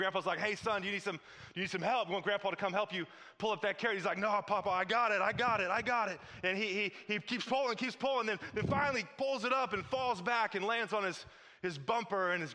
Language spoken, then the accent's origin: English; Midwest, United States; I'm from the Midwest